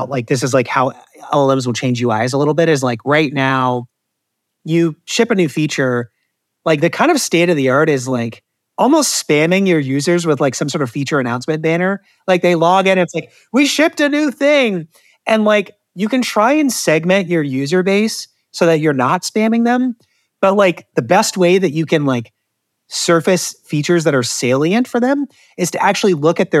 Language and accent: English; Detroit, Michigan, United States; born there; I just recently discovered Detroit South pizza, and I was born in Detroit